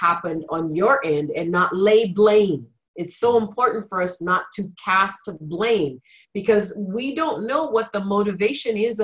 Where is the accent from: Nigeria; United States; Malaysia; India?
Nigeria; moved away; growing up in Nigeria where there was a lot of lack and scarcity